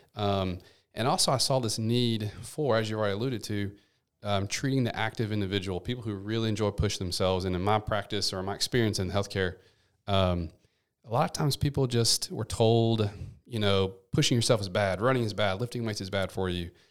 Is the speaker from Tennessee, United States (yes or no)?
yes; Memphis, Tennessee, United States; also born or lived in Seattle; I'm from Memphis, born and raised, nine oh one